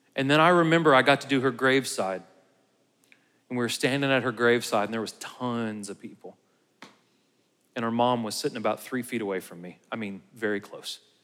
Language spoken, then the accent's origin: English; United States